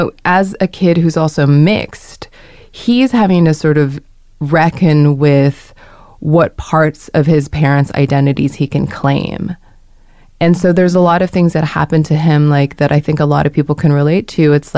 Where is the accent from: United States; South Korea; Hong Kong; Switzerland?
Hong Kong; moved away; I grew up in Hong Kong as a Korean, like going to British school